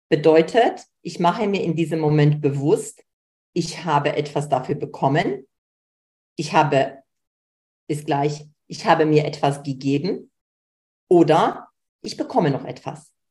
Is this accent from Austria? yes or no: no; Poland; Ich komme aus Polen, wenig Geld, bei mir zu Hause